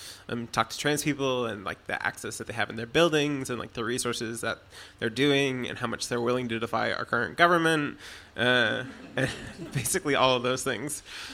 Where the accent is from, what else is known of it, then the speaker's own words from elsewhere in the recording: Maine, United States; moved away; I grew up in Maine, went to a weird college in Western Maine and, just didn't like super gel with that state as a whole.